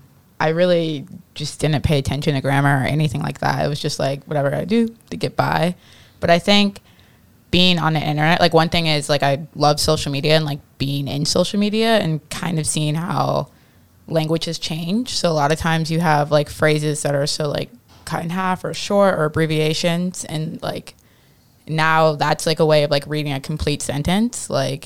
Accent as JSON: {"language": "English", "region": "Midwest", "country": "United States", "moved": "yes", "said": "When I moved here from the Midwest, I used to say pop all the time"}